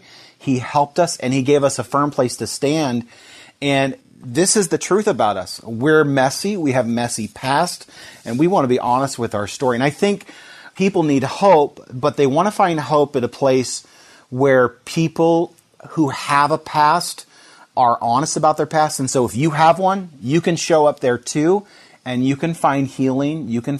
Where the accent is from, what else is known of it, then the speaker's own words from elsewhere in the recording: Seattle, Washington, United States; My wife and I came here from Seattle. Our whole life was up in that area, and just God brought us down here, us and our three kids, back in 2011.